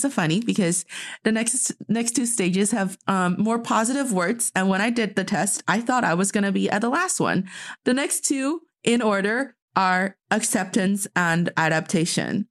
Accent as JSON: {"language": "English", "country": "China", "tie": "born or raised there", "moved": "yes", "said": "my hometown, like from Dongfei"}